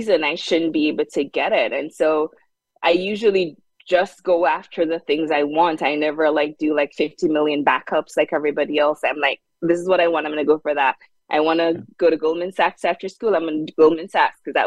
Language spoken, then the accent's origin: English; Jamaica; moved away as an adult; also born or lived in South Hadley, Massachusetts; now in United States; I grew up in Jamaica. And when I came to the US